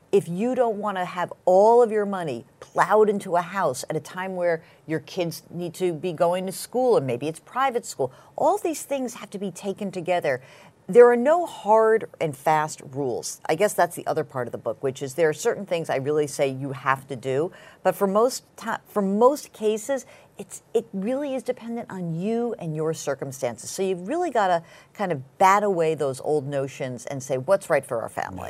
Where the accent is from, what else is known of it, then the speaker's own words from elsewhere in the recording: Westchester, New York, United States; I grew up in Westchester